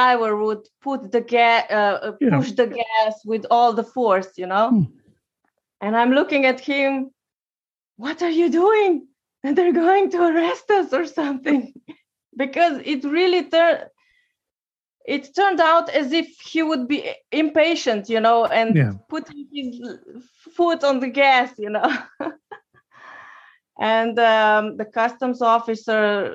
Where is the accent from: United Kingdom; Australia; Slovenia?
Slovenia; I'm from Slovenia